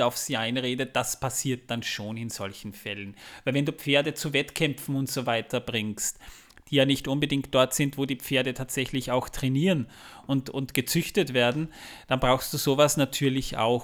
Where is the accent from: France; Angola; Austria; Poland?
Austria; bei uns in Österreich